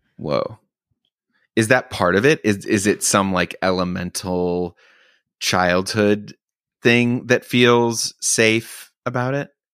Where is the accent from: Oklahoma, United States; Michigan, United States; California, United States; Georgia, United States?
Oklahoma, United States; I grew up in Oklahoma